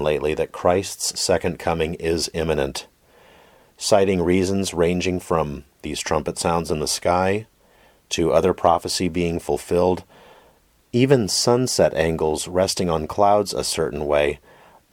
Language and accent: English; Oregon, United States; my home state of Oregon